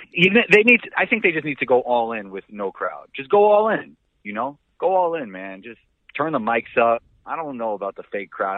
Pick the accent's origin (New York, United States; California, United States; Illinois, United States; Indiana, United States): New York, United States; New York City; also born or lived in Israel; I grew up in New York City with a lot of really good basketball players